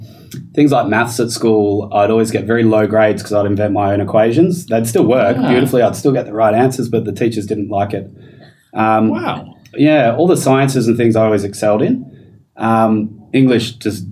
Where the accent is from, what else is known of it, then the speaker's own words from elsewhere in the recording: Perth, Western Australia, Australia; I'm from Perth